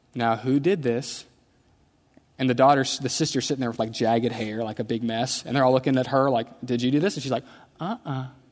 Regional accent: Houston, Texas, United States; I grew up in Houston

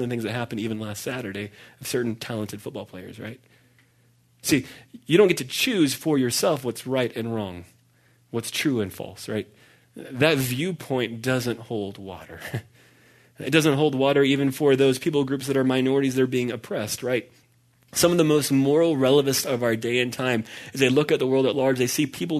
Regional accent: Dallas, Texas, United States; I grew up in Dallas, which is why I'm a Dallas Cowboys fan

